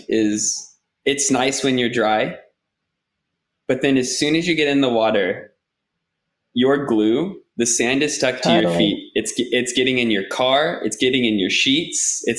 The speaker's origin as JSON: {"language": "English", "region": "California", "country": "United States", "moved": "as an adult", "lives_now": "Australia", "said": "I'm from California originally"}